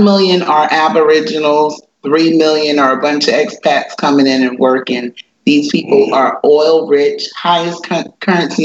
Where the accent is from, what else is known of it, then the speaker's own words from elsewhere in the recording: Sumter, South Carolina, United States; moved away as an adult; also born or lived in Alaska; now in Kuwait; I'm from Sumter, South Carolina